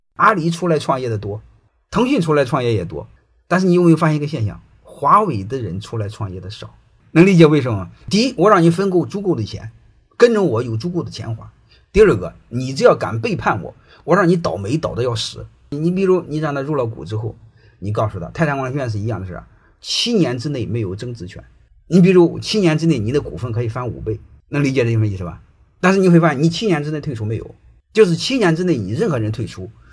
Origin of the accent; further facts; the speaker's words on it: China; 我们中国人